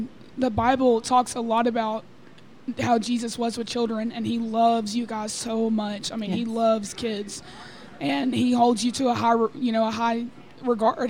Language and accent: English; Texarkana, Texas, United States; I am from Texarkana, Texas